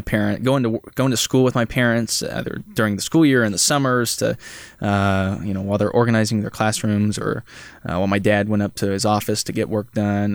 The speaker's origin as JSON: {"language": "English", "town": "Holton", "region": "Kansas", "country": "United States", "moved": "as an adult", "lives_now": "Manhattan, Kansas, United States", "said": "I'm from Holton, Kansas, so it's just a small town north of Topeka"}